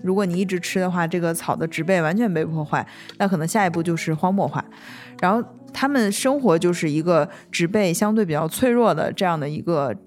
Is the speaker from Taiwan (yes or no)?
no; Northeast China, China; moved away; 我作为一个东北人